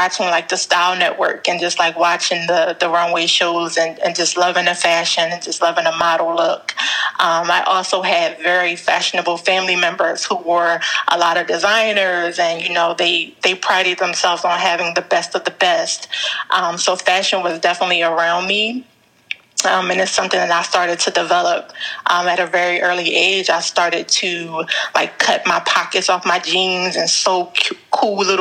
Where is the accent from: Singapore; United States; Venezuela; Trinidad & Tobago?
United States; Philadelphia, Pennsylvania; I'm from Philadelphia